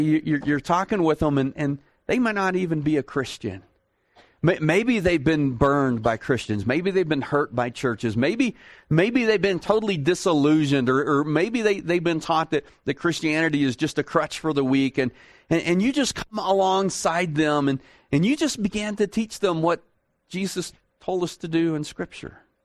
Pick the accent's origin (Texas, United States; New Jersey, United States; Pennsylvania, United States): Texas, United States; I'm from Texas